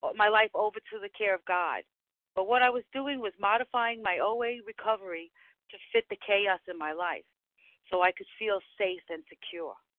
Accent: New York City, New York, United States; from the Bronx

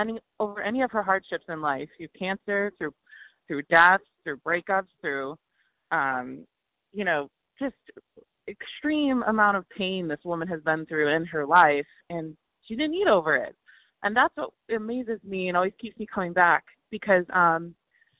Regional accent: Chicago, Illinois, United States; moved away as an adult; now in San Diego, United States; I'm from Chicago, but I just moved to San Diego.

